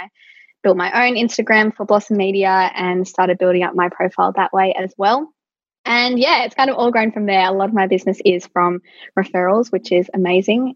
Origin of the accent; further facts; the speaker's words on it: Central Coast, New South Wales, Australia; I'm from the Central Coast, and usually for, you know, great jobs, we do have to commute to Sydney.